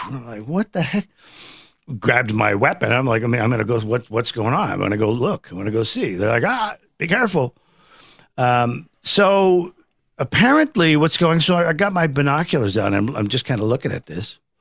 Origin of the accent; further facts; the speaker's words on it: Midwest, United States; I'm from the Midwest